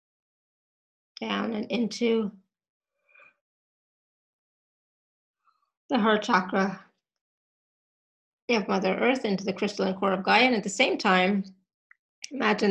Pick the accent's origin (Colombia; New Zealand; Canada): Canada; now in Austria; I am Canadian. Just a Canadian living in Austria, but you know, I'm a Canadian